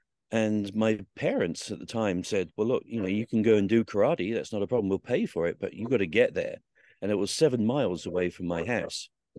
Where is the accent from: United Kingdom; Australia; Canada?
United Kingdom; Southsea, South East England; So I grew up around the Royal Marines. I used to see them every day down in Southsea on the beach, and went to the museum there, and it just seemed pretty obvious that was going to be my life.